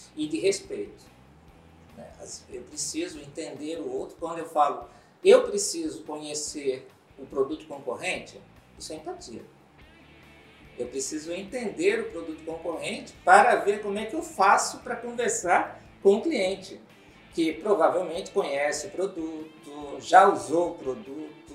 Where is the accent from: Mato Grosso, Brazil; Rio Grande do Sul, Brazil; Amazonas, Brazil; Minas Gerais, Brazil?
Mato Grosso, Brazil; Cuiabá; also born or lived in Rio de Janeiro; sou cuiabano de Tapecruz, como dizem as pessoas. É, eu nasci aqui, me criei, vivi um tempo fora, Rio de Janeiro, assim, né? mas voltei